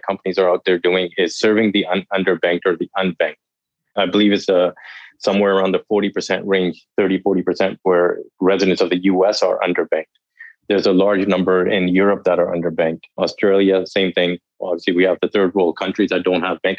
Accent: Canada; I'm from Canada

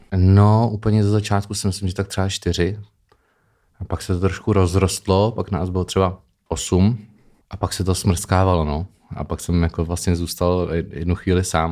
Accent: Opatovice nad Labem, Pardubice Region, Czechia; also born or lived in Chrudim / Bristol, England / Amsterdam, Netherlands; narodil jsem se v eh, Chrudimi, mm-hmm. ale celý život jsem žil v Opatovicích nad Labem.

